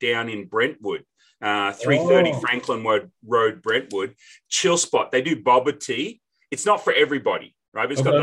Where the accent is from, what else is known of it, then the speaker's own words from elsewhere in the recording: Australia; also born or lived in Wichita, Kansas; now in Nashville, United States; I'm an Aussie.